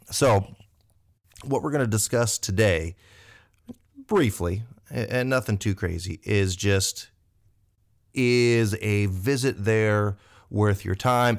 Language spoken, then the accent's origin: English; Indiana, United States; we're from Indiana